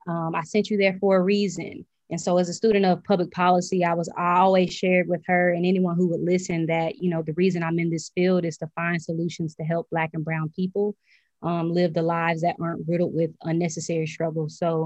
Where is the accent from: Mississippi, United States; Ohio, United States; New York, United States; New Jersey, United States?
Mississippi, United States; Pascagoula; moved away as an adult; now in Washington, D.C., United States; my upbringing on the Gold Coast. I was raised primarily by my mother and my grandmother.